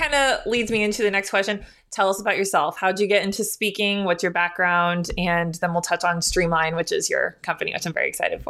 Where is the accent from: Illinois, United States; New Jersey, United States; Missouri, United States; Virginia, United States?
Illinois, United States; And I'm from Illinois, so we're very close. We're neighbors. So coming from the farm community, it's a huge community.